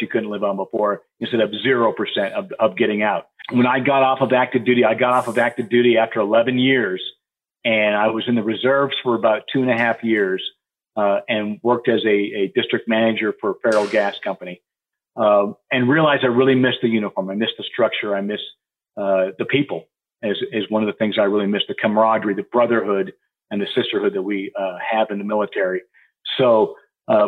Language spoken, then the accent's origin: English; Montana, United States; moved away; I grew up in Montana